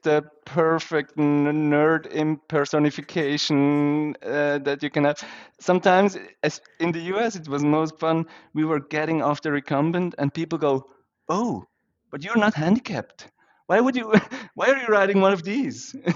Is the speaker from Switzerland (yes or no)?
yes; Switzerland; I grew up in Switzerland